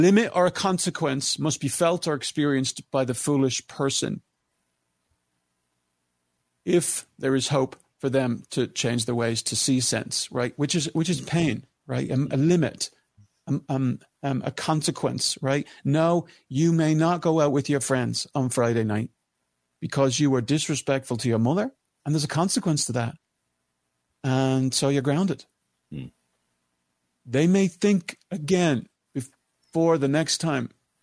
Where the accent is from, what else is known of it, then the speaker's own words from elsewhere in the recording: Ireland; And I'm your Irish brother.